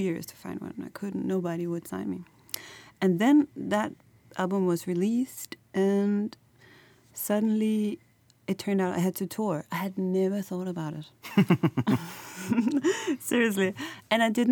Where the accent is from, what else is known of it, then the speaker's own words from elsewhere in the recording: Copenhagen, Capital Region of Denmark, Denmark; moved away as an adult; now in Berlin, Germany; I'm based in Berlin, but I'm from Copenhagen in Denmark